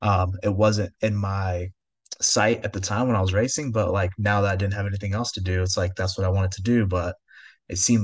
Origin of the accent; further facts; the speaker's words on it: California, United States; we grew up in California